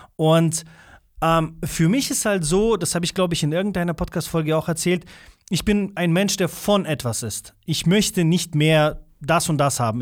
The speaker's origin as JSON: {"language": "German", "country": "Russia", "first_language": "Russian", "second_language": "German", "moved": "yes", "lives_now": "Germany", "said": "ich komme ja ursprünglich nicht aus Deutschland, bin ich hier auf die Welt gekommen. Das ist noch schlimmer zum Beispiel bei uns dort gewesen in Russland"}